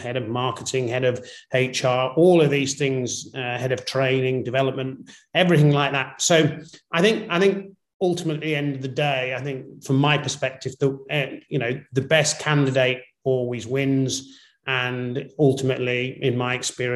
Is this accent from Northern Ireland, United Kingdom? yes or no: yes; Northern Ireland, United Kingdom; born or raised there; also born or lived in England